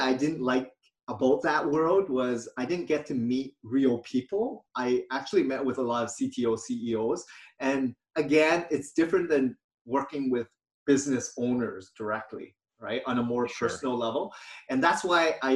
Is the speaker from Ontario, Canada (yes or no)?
yes; Hamilton, Ontario, Canada; also born or lived in Vietnam / London, Ontario; I grew up in Hamilton, Ontario, which is an hour west of Toronto.